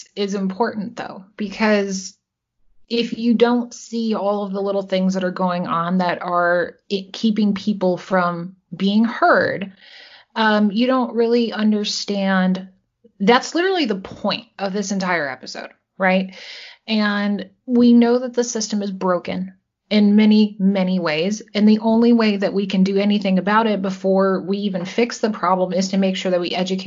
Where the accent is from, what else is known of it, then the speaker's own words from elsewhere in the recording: Wisconsin, United States; that's my home state